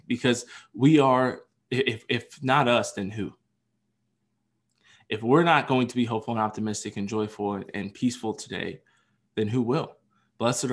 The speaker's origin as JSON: {"language": "English", "region": "Pennsylvania", "country": "United States", "tie": "born or raised there", "said": "the great state of my home state of Pennsylvania"}